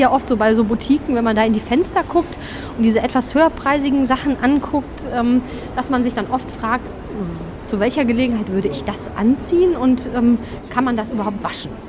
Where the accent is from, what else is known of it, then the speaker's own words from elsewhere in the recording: Solingen, North Rhine-Westphalia, Germany; ich komme aus dem Bergischen, ähm, aus Solingen, um genau zu sein.